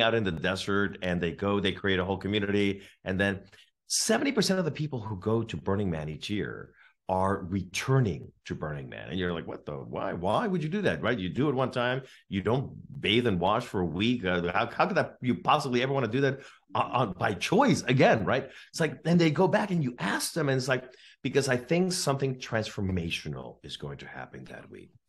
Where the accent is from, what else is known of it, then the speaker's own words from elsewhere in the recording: California, United States; I'm from California